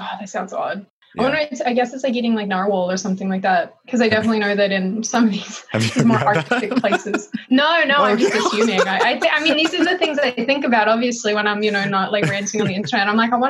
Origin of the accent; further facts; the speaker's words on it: Melbourne, Victoria, Australia; accent: hybrid; I was born and raised in Melbourne, Australia. My mom is American, which is why I have this hybrid jacked accent.